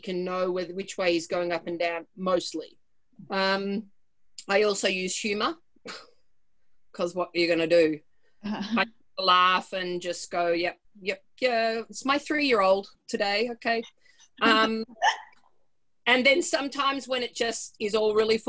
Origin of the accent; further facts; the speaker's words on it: Australia; now in Whistler, Canada; we're both Australian, but I live here and I've got two sons here